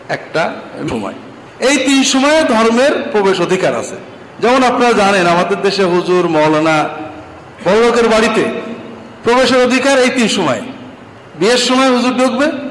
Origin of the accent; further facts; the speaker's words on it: Bangladesh; আমরা বাংলাদেশের মানুষেরও